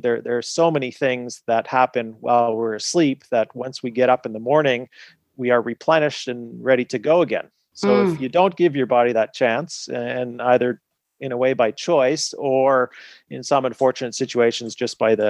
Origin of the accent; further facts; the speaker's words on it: Canada; also born or lived in United Kingdom / Montreal; I practiced in the UK and then I am Canadian, so then moved the practice back to Montreal